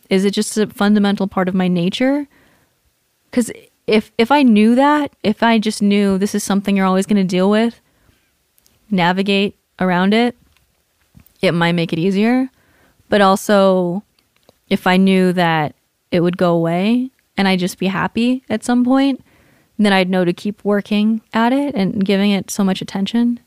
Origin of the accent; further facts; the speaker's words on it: Southern California, United States; moved away as an adult; also born or lived in Hawaii / Washington / Bay Area, California / Colorado; I was born in Hawaii, moved to Washington, moved to California, grew up in Southern California.